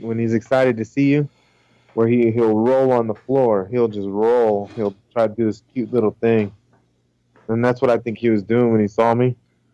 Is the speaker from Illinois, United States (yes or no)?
no; California, United States; also born or lived in Indiana; when we moved from Indiana, when I was going into second grade, we moved from Indiana back over here to California.